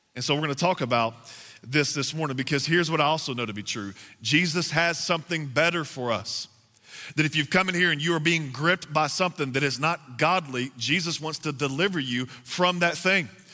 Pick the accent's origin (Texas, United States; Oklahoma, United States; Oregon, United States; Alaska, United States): Texas, United States; moved away; I am from the South. I'm from Texas, and we got to go back home to Texas